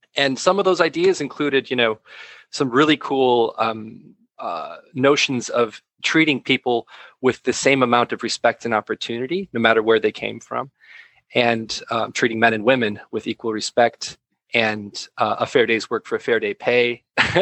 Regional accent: Wisconsin, United States; I come from Wisconsin, which is uh, a predominantly Catholic place

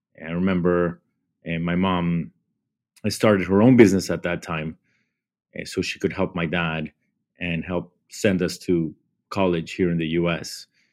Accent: Bogota, Colombia; moved away as an adult; now in United States; I grew up in Bogota, Colombia.

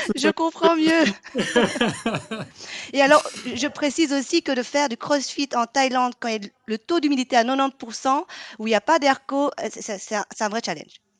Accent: Vietnam; now in Belgium; je suis une Vietnamienne qui habite en Belgique

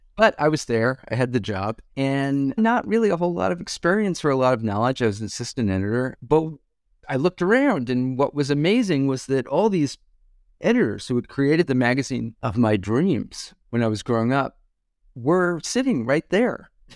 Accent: Hewlett, New York, United States; moved away; also born or lived in Brooklyn, New York; It was a town called Hewlett near Kennedy Airport in Long Island

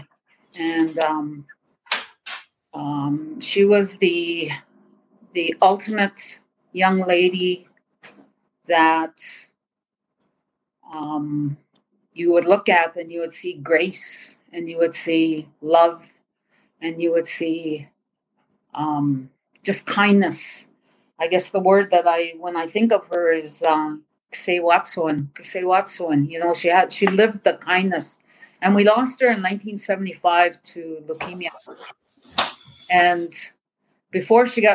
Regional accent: Nekaneet, southwest Saskatchewan, Canada; I'm from Naganit, which is in the southwest corner of Saskatchewan.

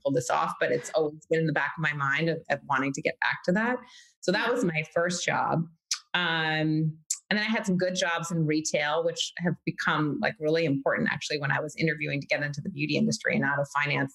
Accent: New York City, New York, United States; born and raised New Yorker, Manhattanite

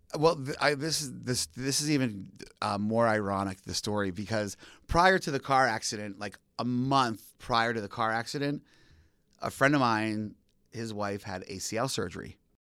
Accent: Allentown, Pennsylvania, United States; now in Philadelphia, United States; born and raised in the Allentown area.

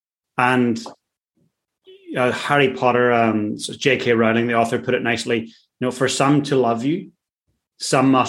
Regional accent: Ireland; I'm Irish. I grew up in a working class town

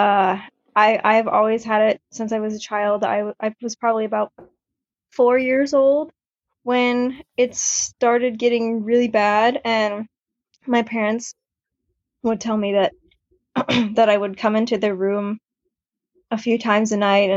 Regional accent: Germany; I grew up in Germany

